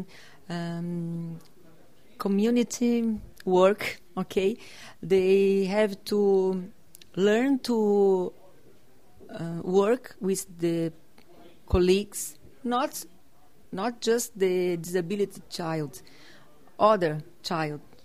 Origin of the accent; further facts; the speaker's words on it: South Region, Brazil; English is a second language; I am from Brazil, south of Brazil.